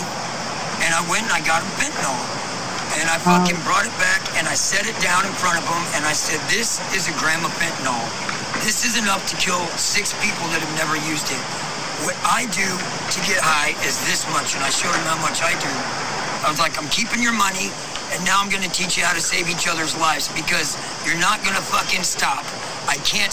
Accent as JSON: {"language": "English", "country": "United States", "moved": "as an adult", "lives_now": "San Francisco, United States", "said": "Louisiana, Texas area"}